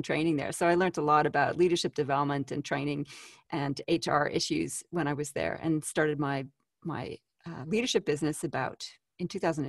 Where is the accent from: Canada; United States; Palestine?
Canada; Well, hey, I'm exported from Canada, the land of lakes, rivers, and maple syrup.